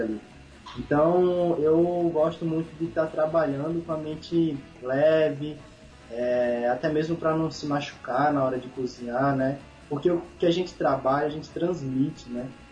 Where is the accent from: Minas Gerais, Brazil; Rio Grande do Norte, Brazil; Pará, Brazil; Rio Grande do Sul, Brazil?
Rio Grande do Norte, Brazil; Pipa; Cresci na pipa, nasci fui criado